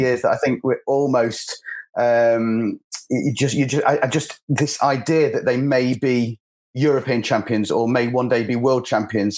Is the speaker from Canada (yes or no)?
no; England, United Kingdom; as an England fan, as an Englishman